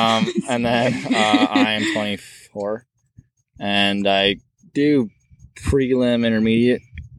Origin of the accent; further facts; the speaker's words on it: Canada; moved away; I'm from Canada. I've been here for 4 years.